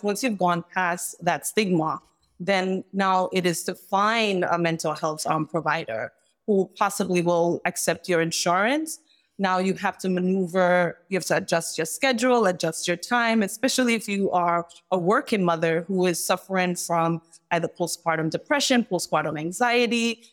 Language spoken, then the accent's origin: English; Jamaica; moved away; I'm from Jamaica